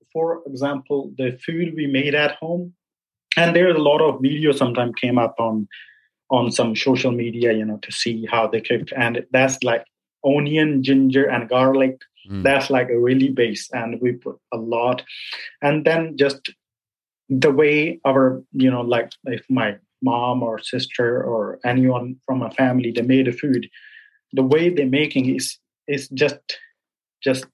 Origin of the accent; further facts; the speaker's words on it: Kapurthala, Punjab, India; first language Punjabi; English is a second language; moved away as an adult; now in Portugal; mother tongue is Punjabi. So I'm from Punjab.